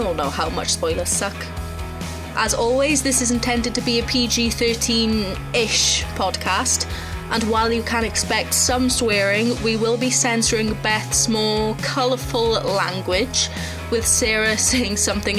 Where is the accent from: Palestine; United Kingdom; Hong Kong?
United Kingdom; Welsh, Wales; I am the Welsh half of the podcast